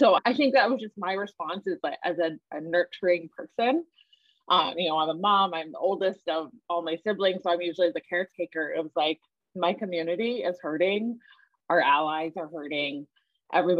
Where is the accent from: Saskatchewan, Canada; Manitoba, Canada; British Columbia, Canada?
Saskatchewan, Canada; Regina; now in Hamilton, Canada; I was born and raised in Regina, Saskatchewan